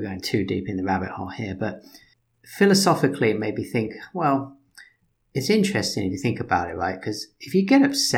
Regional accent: United Kingdom; Being British

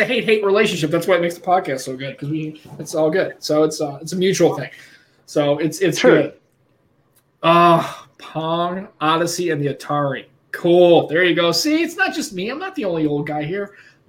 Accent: United States; Yeah, I guess I'm the prototypical American.

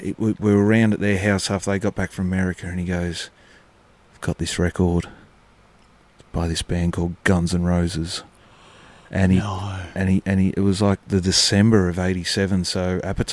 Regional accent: Melbourne, Victoria, Australia; I grew up in Greensboro

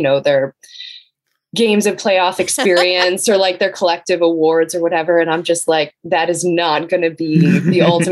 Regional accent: United States; now in Los Angeles, United States; I always kind of deep down root for the Wizards because they were my hometown team growing up

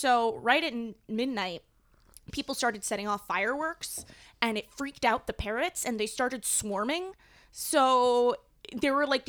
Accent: New England, United States; I am from New England.

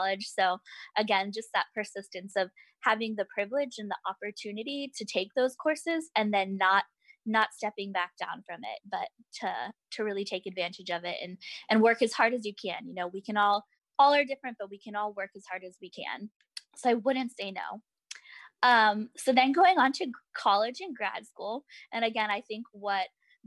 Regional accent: Orange County, California, United States; I grew up in Orange County, California. So I'm a proud Southern Californian

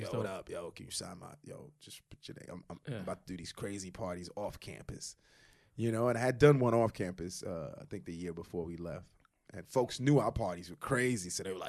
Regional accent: Brooklyn, New York, United States; also born or lived in Queens; You had to have come across, especially the neighborhoods we grew up, you know, we grew up in, you know, Crown Heights.

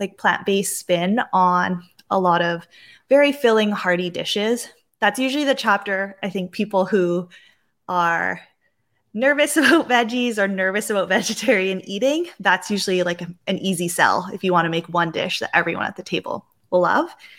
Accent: Vancouver, British Columbia, Canada; growing up in Vancouver and on the Pacific Northwest

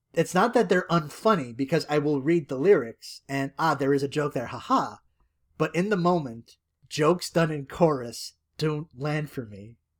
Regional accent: Canada; I am Canadian

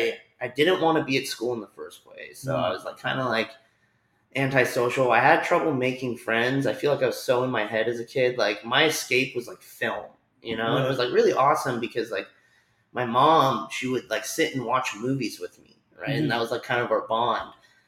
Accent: Philadelphia, Pennsylvania, United States; born there; Anyways, so I was born in Philadelphia.

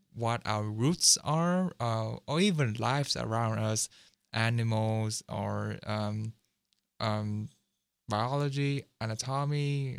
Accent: Seattle, Washington, United States; I'm from Washington, like Seattle

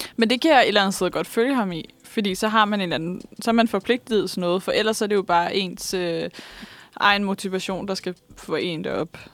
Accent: Vestegnen, Capital Region of Denmark, Denmark; der, hvor jeg kommer fra, nemlig Vestegnen

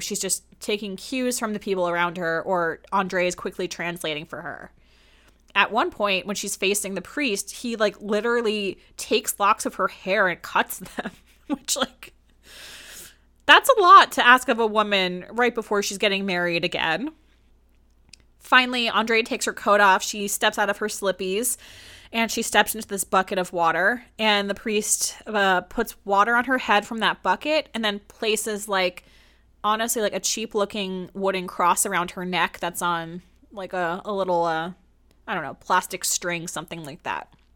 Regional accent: New Jersey, United States; I'm from New Jersey

